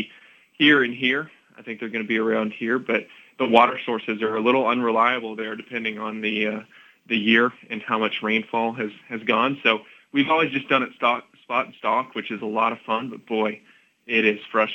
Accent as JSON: {"language": "English", "region": "Tennessee", "country": "United States", "tie": "born or raised there", "said": "I grew up in Tennessee hunting deer"}